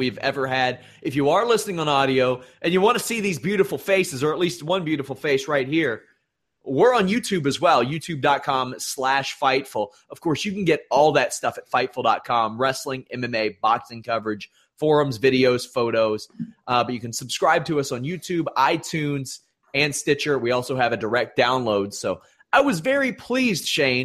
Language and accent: English; Cincinnati, Ohio, United States; I'm from Cincinnati